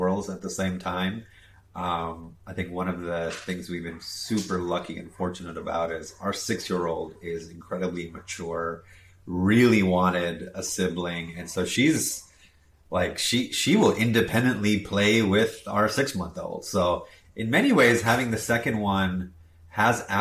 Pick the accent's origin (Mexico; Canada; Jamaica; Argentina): Jamaica; also born or lived in South Florida, United States / India (ancestry); born in South Florida near Miami, moved to Jamaica when I was 5 years old, where my parents started a business